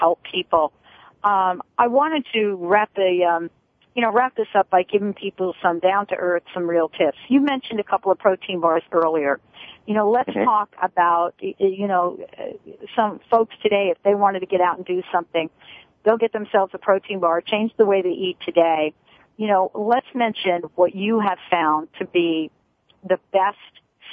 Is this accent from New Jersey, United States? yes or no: yes; New Jersey, United States; growing up in New Jersey